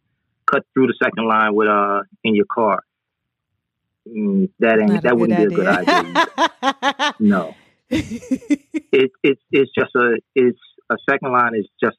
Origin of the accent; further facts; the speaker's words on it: New Orleans, Louisiana, United States; Musically, yeah. You have some of the best musicians that come out of New Orleans.